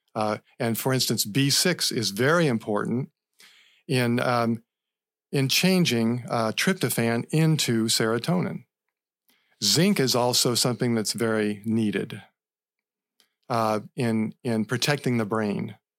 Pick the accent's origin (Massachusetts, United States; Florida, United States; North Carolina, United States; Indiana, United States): Florida, United States; Central; I grew up in Central Florida